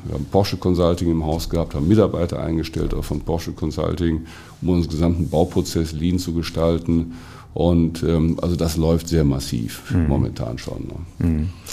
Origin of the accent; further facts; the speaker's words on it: Germany; wir heutzutage als Deutsche